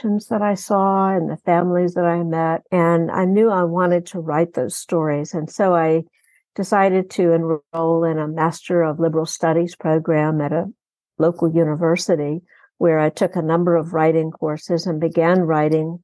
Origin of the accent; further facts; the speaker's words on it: Texas Gulf Coast, United States; also born or lived in Houston, Texas; I grew up on the Texas Gulf Coast in an industrial city, and I've spent most of my adult life in Houston